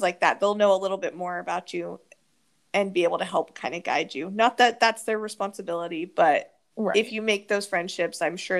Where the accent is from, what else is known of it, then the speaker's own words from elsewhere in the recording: Wichita, Kansas, United States; moved away; I still sometimes wish I could be back in Wichita with my family and my friends